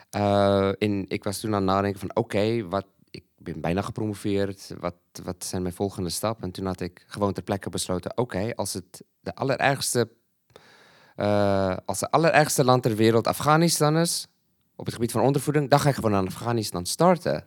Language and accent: Dutch; Malawi; moved away as an adult; now in Netherlands; ik ben een Zuid-Afrikaan, maar ik ben in Malawi geboren en opgegroeid